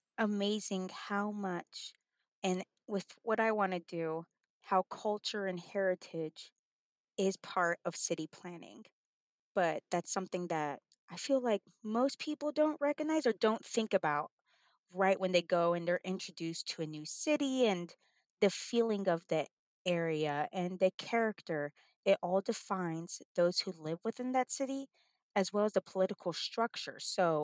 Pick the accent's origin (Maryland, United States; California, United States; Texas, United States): Texas, United States; El Paso; moved away as an adult; now in Oklahoma, United States; So I'm from El Paso, Texas, and went to school at Texas State University.